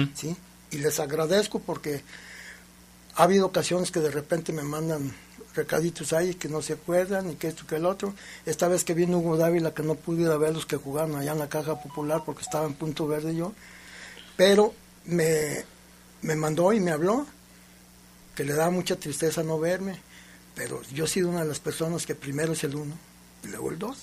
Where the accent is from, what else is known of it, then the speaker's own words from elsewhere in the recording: Mexico; yo soy mexicano